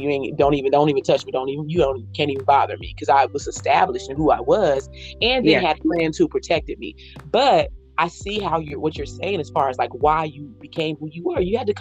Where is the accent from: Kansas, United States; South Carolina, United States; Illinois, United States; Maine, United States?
Kansas, United States; Leavenworth; we grew up in Leavenworth, Kansas, which is right outside of Kansas City